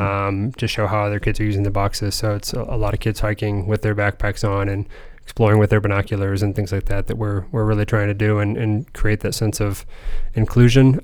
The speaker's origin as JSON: {"language": "English", "town": "Lima", "region": "Ohio", "country": "United States", "tie": "born or raised there", "also_born_or_lived": "Fort Wayne, Indiana", "said": "I'm, I'm, Ohio raised. I'm Northwest Ohio um, from Lima"}